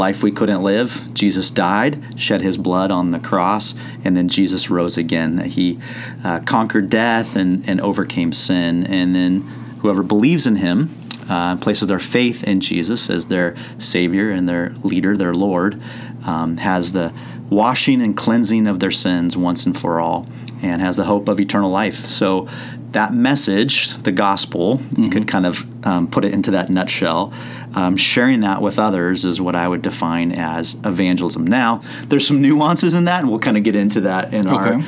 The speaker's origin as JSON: {"language": "English", "town": "Santa Cruz", "region": "California", "country": "United States", "tie": "born or raised there", "said": "I grew up in Santa Cruz, which is on the central coast of here of California"}